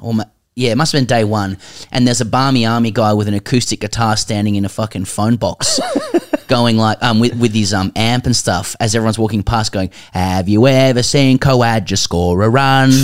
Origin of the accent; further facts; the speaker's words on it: Sydney, New South Wales, Australia; moved away as an adult; now in Melbourne, Australia; we're both from Sydney, we live in Melbourne, you know, I've lived here for, like, twelve years